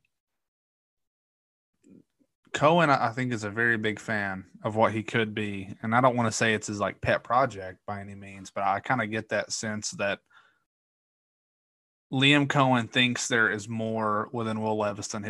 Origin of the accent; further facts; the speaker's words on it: Corbin, Kentucky, United States; where I grew up in Corbin